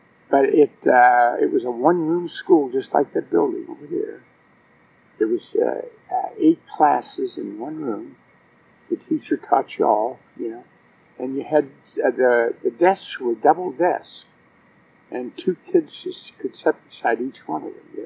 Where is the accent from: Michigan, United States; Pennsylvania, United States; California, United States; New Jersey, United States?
Pennsylvania, United States; Greenville; I was born in Greenville, Pennsylvania, on November the 18th, 1927